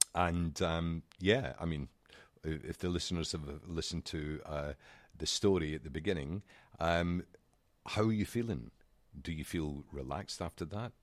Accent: Scotland, United Kingdom; accent: Scottish; I'm Scottish. It's my accent.

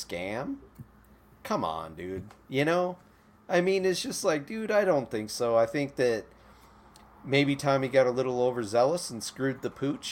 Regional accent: Midwest, United States; I grew up in the Midwest

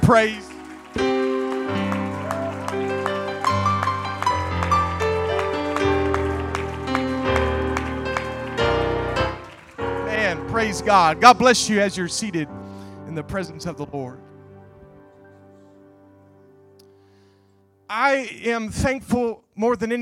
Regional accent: Nebraska, United States; moved away as an adult; now in O'Fallon, Illinois, United States; I was born and raised in Nebraska, but when I graduated from IBC, I moved to O'Fallon, Illinois

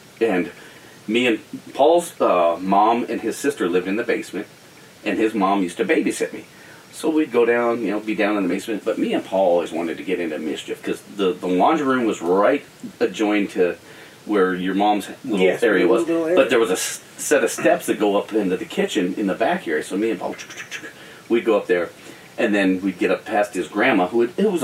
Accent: Denver, Colorado, United States; where we grew up and stuff in North Denver

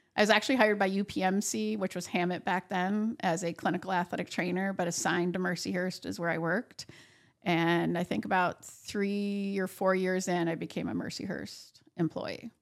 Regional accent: Buffalo, New York, United States; also born or lived in Sherman, New York / Findley Lake, New York; I was born in Buffalo, New York, lived there till I was about twelve years old, and then, um, moved to Sherman, New York for a short time, and then, uh, Finley Lake

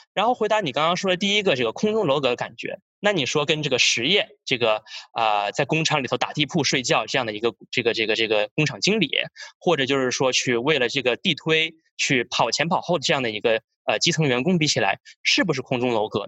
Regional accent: Australia; now in United States; 我是从小是在澳洲长大的

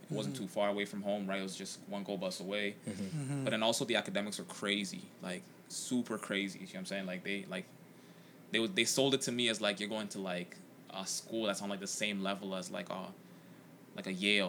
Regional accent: Toronto, Ontario, Canada; also born or lived in Jane and Finch, Toronto; I grew up in the Weston area, currently live in Jane and Finch. So obviously low income area.

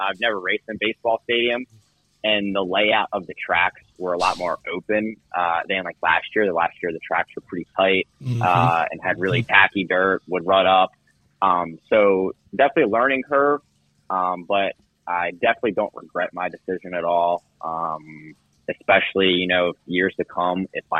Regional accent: Maryland, United States; also born or lived in Florida; now in Clermont, Florida, United States; I'm from Maryland. That's where I grew up. That's where my entire family is. But I live in Florida.

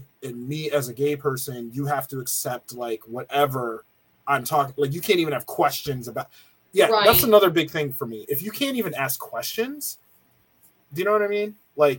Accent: Nigeria; Nigerian. I'm Nigerian.

